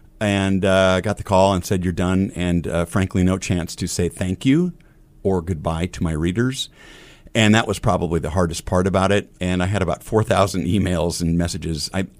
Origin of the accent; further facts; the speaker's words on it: Omaha, Nebraska, United States; drawing cartoons in a little homemade newspaper growing up in South Omaha, to drawing cartoons for the Omaha South High paper